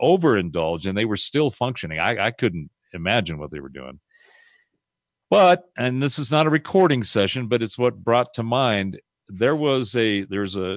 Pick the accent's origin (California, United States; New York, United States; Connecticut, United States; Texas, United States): California, United States; Pasadena; So I grew up in Southern California in the 60s and 70s. I was in the Pasadena area